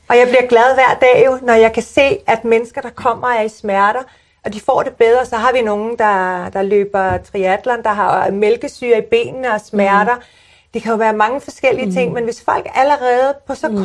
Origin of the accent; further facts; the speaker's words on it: Sorgenfri, Capital Region of Denmark, Denmark; jeg er født og opvokset i Sorgenfri